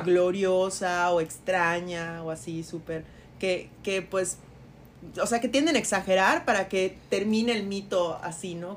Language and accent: Spanish; Yucatán, Mexico; como buenos yucatecos con X